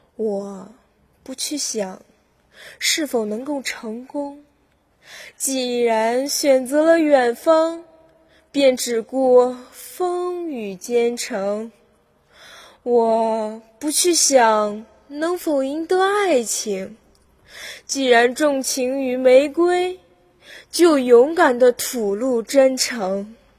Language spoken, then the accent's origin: Chinese; Weihai, Shandong, China; 我是来自海上花园城威海的考生